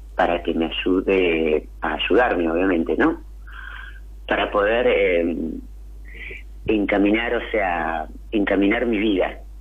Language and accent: Spanish; Bariloche, Río Negro, Argentina; now in Balcarce, Argentina; Eh, soy de Balcarce. Soy de Bariloche en realidad, pero ahora vivo en Balcarce, van a ser como 10 años